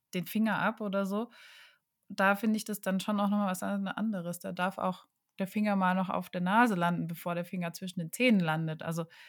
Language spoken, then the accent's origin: German; Karlsruhe, Baden-Württemberg, Germany; moved away; in meiner Heimatstadt Karlsruhe